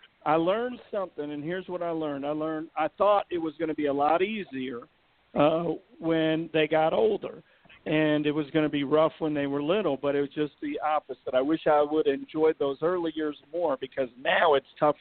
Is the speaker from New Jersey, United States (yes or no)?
no; Chicago, Illinois, United States; also born or lived in Los Angeles, California; I'm from Chicago, the streets of Chicago. I'm not from the suburbs